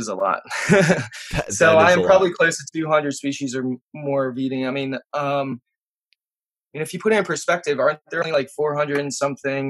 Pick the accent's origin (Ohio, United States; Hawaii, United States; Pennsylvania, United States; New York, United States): Pennsylvania, United States; Kennett Square; also born or lived in Turkey; I grew up right next to Kennett Square